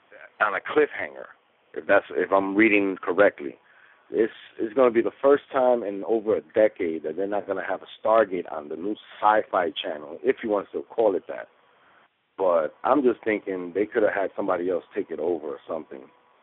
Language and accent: English; New York City, New York, United States; I'm from the Bronx, New York